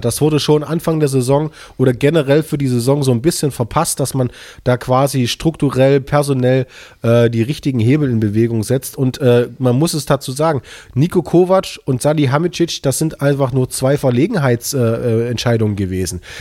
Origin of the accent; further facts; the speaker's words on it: Leipzig, Saxony, Germany; als Leipziger